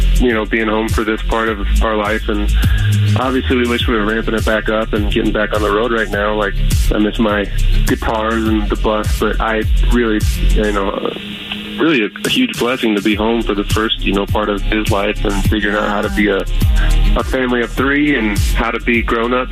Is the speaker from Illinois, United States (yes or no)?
yes; Chicago, Illinois, United States; moved away; I'm from Chicago.